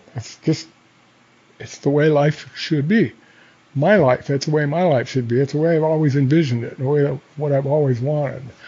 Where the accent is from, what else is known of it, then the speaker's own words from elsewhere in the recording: Coeur d'Alene, Idaho, United States; I grew up in Coeur d'Alene, and uh, I'm glad that I grew up in Coeur d'Alene